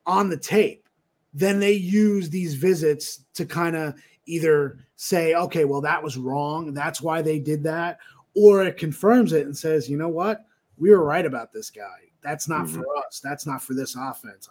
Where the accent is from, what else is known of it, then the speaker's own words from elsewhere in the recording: Rochelle Park, New Jersey, United States; moved away as an adult; now in Westchester, United States; Rochelle Park. So I'm Bergen County, born and raised. Went to Hackensack High School